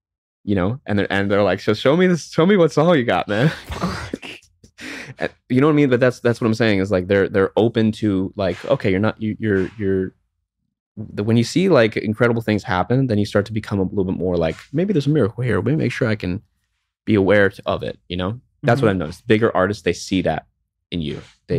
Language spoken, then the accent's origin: English; New York, United States; So I grew up in New York. So the big song for me when I grew up was